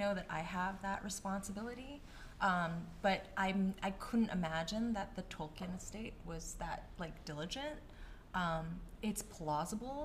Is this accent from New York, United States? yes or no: yes; New York City, New York, United States; growing up in New York City